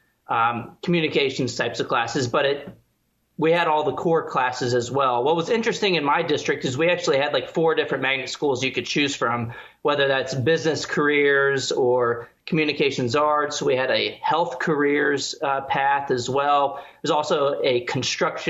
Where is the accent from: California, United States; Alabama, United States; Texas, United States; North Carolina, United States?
Texas, United States; San Antonio; born or raised there